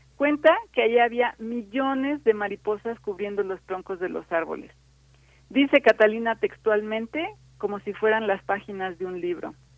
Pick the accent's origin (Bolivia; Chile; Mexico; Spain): Mexico; todavía como mexicanos